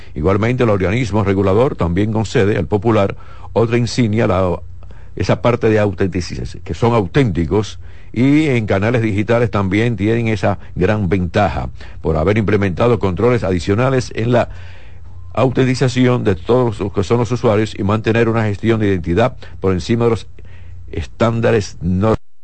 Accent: Dominican Republic; mi país

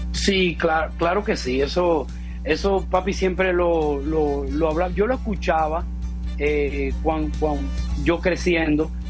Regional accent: Campo de la Palma, Dominican Republic; eso yo me pasé mi niñez ahí en Campo de la Palma, y yo me recuerdo siendo un niño de 11 y de 12 años

